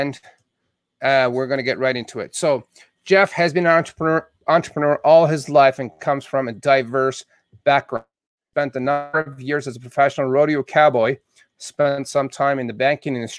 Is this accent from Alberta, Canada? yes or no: yes; Southern Alberta, Canada; now in United States